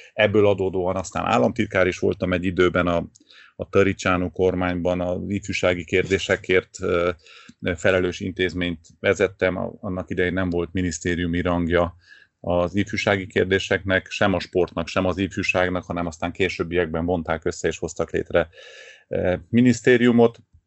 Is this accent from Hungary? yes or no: no; Târgu Mureș, Mureș County, Romania; moved away as an adult; now in Cluj-Napoca, Romania; valahol Marosvásárhelyen születtem